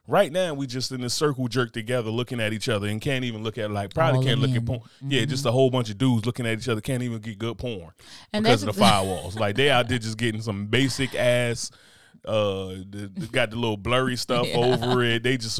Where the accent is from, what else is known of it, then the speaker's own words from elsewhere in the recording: United States; I'm American.